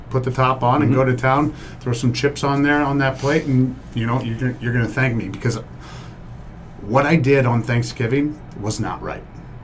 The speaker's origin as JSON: {"language": "English", "region": "Iowa", "country": "United States", "tie": "born or raised there", "moved": "yes", "said": "You know, I was born in Iowa. We're very fancy people out there."}